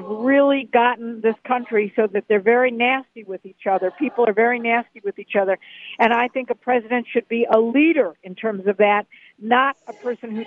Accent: Cleveland, Ohio, United States; I grew up in Cleveland, Ohio, where there was a lot of steel when I grew up

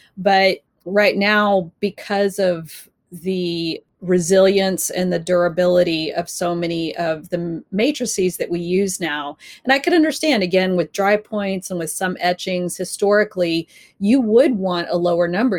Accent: Texas, United States; moved away; growing up in Texas

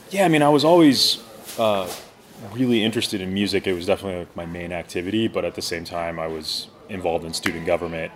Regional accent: Portland, Oregon, United States; I grew up in Portland, Oregon

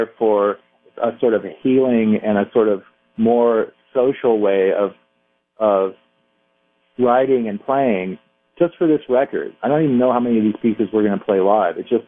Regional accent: Southern California, United States; I'm from Southern California

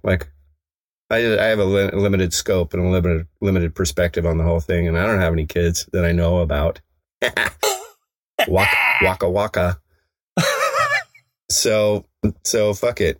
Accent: Evergreen, Colorado, United States; in my hometown

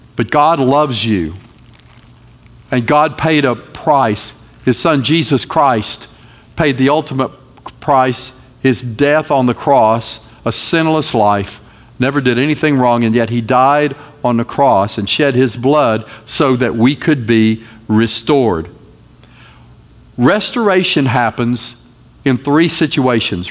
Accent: North Carolina, United States; I am from North Carolina

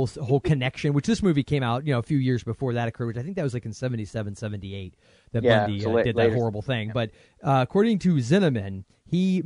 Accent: Florida, United States; I grew up in Florida

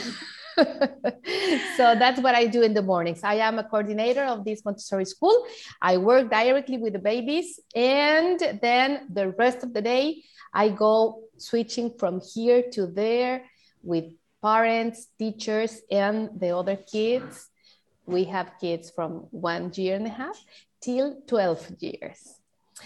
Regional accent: Mexico; English is a second language; I'm from Mexico. I live in Cancun.

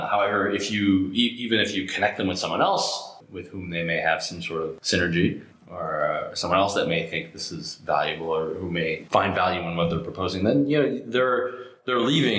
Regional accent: Canada; So I'm Canadian, Rich is American, our CTO is French-American

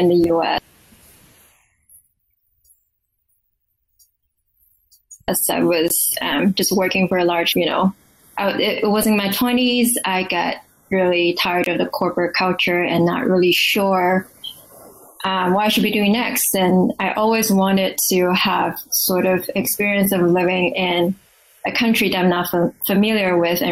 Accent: Taiwan; moved away as an adult; also born or lived in Pittsburgh / Washington, District of Columbia, United States / India / Mexico; now in Arlington, Virginia, United States; I'm originally from Taiwan, I went to school there. I graduated college there, and then I came to the U.S. for master's degree

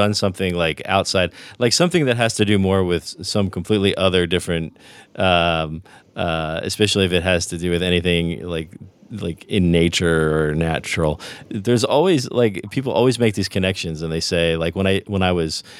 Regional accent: New Jersey, United States; It was Sicilian, and we grew up in New Jersey, so it was New Jersey Sicilian family

